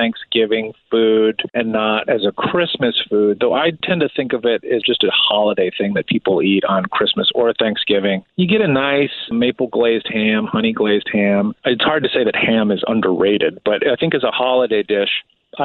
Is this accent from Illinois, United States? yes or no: yes; outside of Chicago, the Midwest, Illinois, United States; I grew up in the Midwest. I grew up outside of the city of Chicago